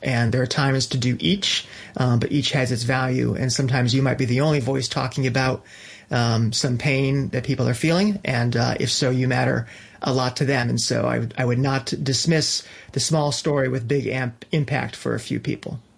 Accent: New Britain, Connecticut, United States; moved away as an adult; also born or lived in New York City; my hometown of New Britain, Connecticut

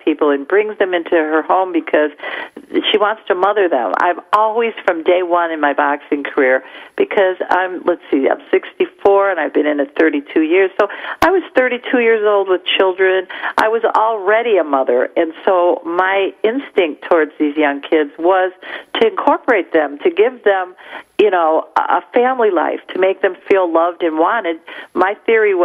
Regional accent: Detroit, Michigan, United States; accent: Midwest; Being from the Midwest, I guess my accent is identifiable to other people

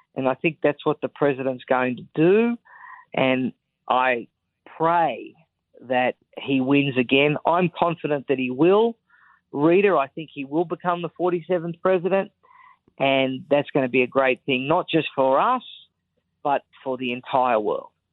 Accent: Australia; accent: Australian; moved away as an adult; also born or lived in Sydney; now in United States; I spent the first 32 years of my life living in Australia, born there, went to school there, raised there, the whole lot

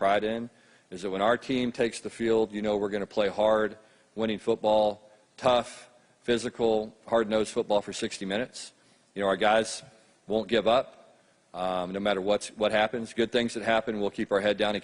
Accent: Texas, United States; growing up in Texas

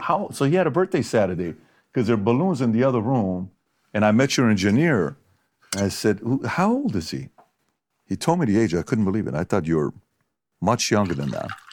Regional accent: Iran; now in United States; I'm from Iran.

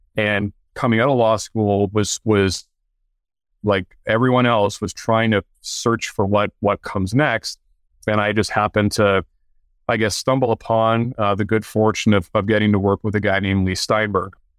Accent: Canada; I played hockey early on growing up in Canada

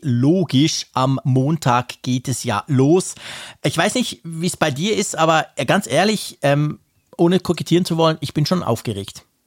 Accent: Bern, Switzerland; bei uns in Bern

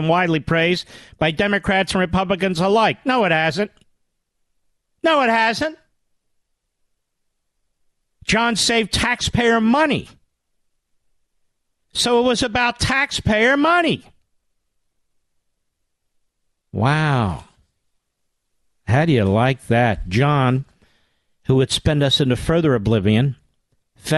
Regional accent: Philadelphia, Pennsylvania, United States; In Philadelphia, my hometown

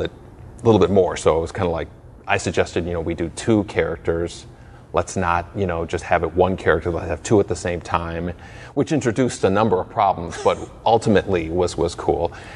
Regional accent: Chicago, Illinois, United States; I was born in Chicago.

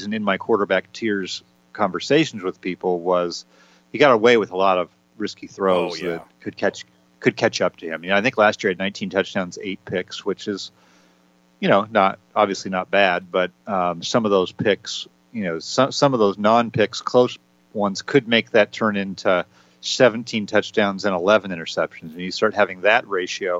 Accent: California, United States; growing up in California

